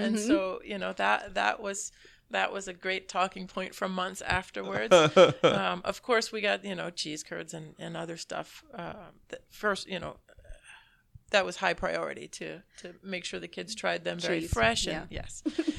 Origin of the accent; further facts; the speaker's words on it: Minnesota, United States; And my family, I have family roots from Wisconsin, from Dunn County. But I was raised in Minnesota because my grandparents moved there.